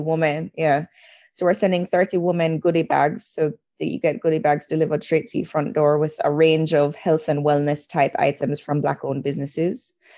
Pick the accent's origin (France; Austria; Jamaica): Jamaica; moved away as an adult; also born or lived in England / New York; I grew up in a black country, or a black majority country. I grew up in Jamaica.